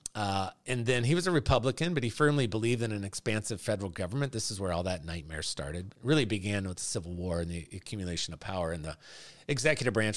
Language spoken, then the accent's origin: English; United States; I'm a Christian who, by God's grace, was born and raised and still lives in the United States of America.